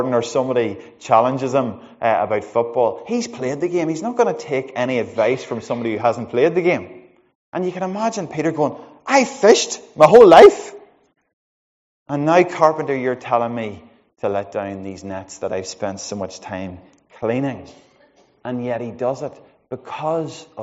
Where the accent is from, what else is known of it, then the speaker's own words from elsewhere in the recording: Monaghan, County Monaghan, Ireland; I'm from Monaghan